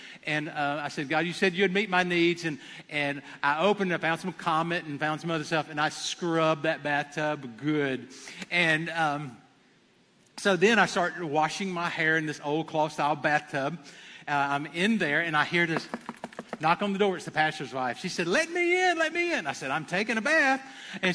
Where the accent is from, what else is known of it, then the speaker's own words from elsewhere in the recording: Abbeville, United States; I'm from Abbeville